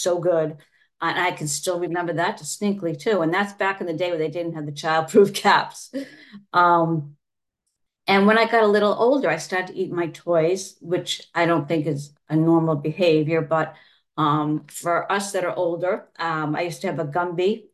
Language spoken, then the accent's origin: English; Massachusetts, United States; I'm from Massachusetts